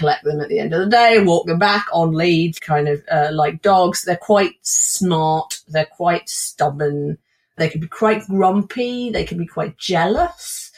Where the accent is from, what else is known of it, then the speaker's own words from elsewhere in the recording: Somerset, South West England, United Kingdom; also born or lived in Wiltshire; Somerset, where we lived until I was 16, and Wiltshire, where my grandmother lived and we later moved